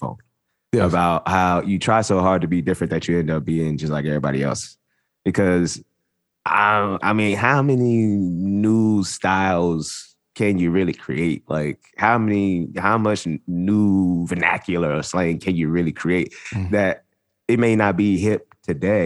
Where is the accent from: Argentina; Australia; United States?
United States; Los Angeles, California; growing up in South Central Los Angeles